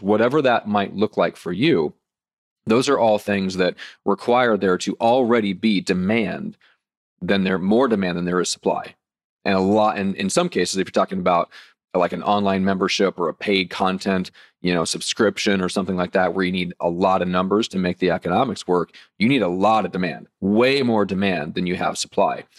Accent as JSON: {"language": "English", "region": "Nebraska", "country": "United States", "said": "I'm from Nebraska, so let's say cornfields"}